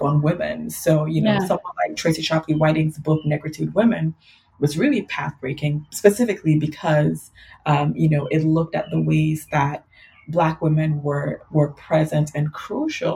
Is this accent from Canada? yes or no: no; Ghana; now in Ann Arbor, United States; I grew up in Ghana